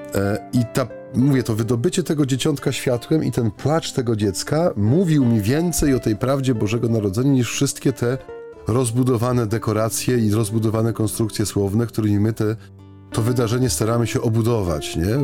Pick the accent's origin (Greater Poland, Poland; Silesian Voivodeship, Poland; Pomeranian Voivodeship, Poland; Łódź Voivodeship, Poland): Silesian Voivodeship, Poland; U, u, nas na Śląsku